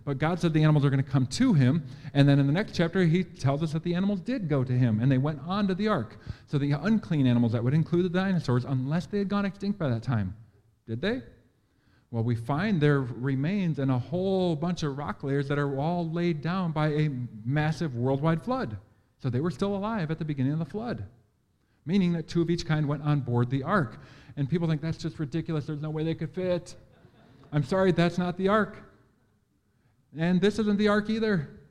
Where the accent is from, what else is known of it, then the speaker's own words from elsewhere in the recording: Green Bay, Wisconsin, United States; I'm from Green Bay. I know what that is, but I don't know you guys.